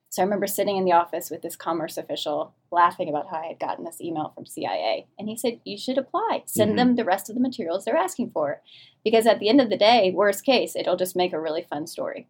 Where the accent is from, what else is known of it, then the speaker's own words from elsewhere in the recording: New Orleans, Louisiana, United States; moved away; I grew up in New Orleans, Louisiana, the deep south